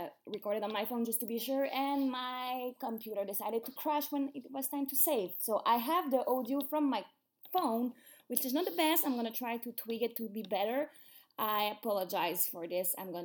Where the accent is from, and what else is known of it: Quebec, Canada; first language French; English is a second language